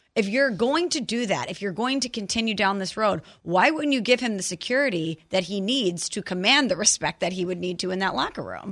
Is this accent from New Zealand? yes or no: no; St. Louis, Missouri, United States; I'm from Saint Louis